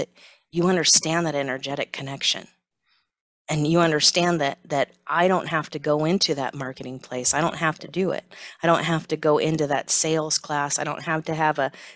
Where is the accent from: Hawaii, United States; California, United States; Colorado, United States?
California, United States; Silicon Valley; growing up in Silicon Valley